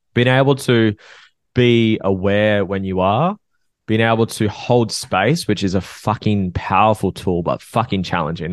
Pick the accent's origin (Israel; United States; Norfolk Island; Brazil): Norfolk Island; I'm from North Oak Island, which is a small island between Australia and New Zealand